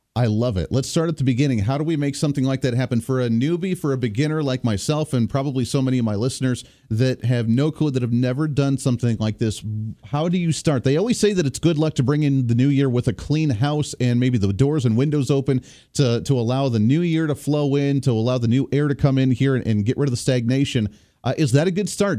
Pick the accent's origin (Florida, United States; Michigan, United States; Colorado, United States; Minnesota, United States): Colorado, United States; I grew up in Colorado